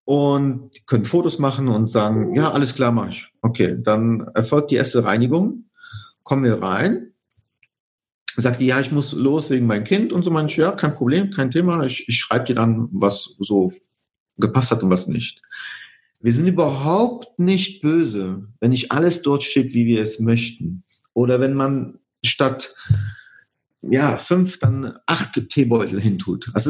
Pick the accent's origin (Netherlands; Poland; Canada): Poland; now in Germany; Ich komme ursprünglich aus Polen, deswegen passt das von der Kommunikation her.